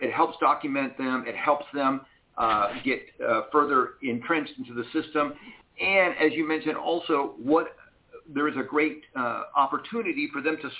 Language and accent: English; Cuba; now in United States; I am an immigrant, for those who don't know that. And so we immigrated here from Cuba.